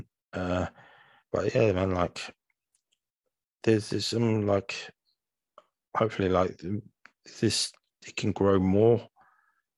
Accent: London, United Kingdom; we're all from London here

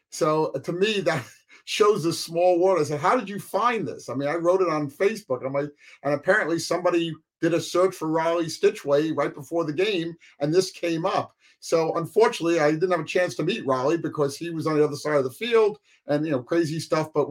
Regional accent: Nanuet, New York, United States; my dad was military, World War II. He got us involved. We grew up in Nanuet, which is just south of the academy, about 30 miles south

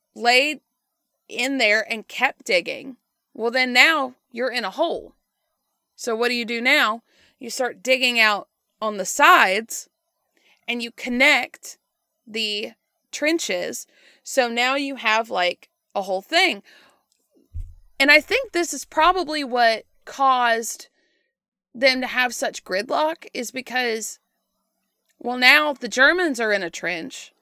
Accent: United States; we grew up in the United States

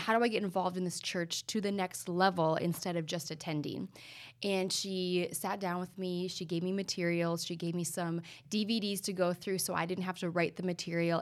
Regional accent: North Dakota, United States; born and raised in North Dakota

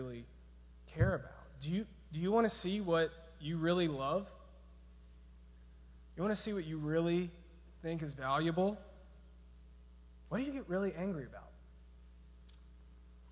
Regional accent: Georgia, United States; I'm from Georgia

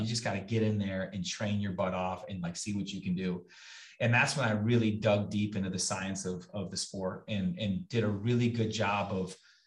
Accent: Kenosha, Wisconsin, United States; my hometown. It's Kenosha, Wisconsin. That's where I was born and raised

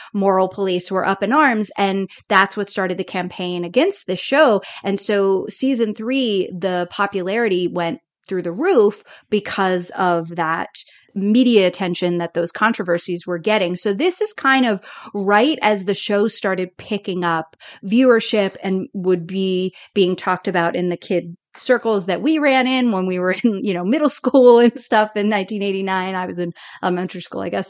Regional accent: the South, United States; moved away as an adult; I grew up in the South

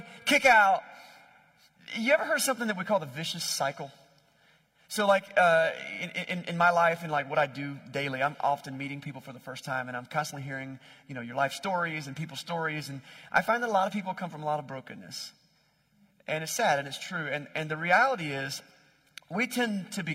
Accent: Wilson, North Carolina, United States; I grew up in Wilson, North Carolina

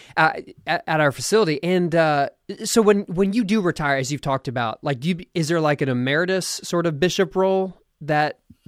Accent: Philadelphia, Pennsylvania, United States; now in Austin, United States; I was born in Philadelphia

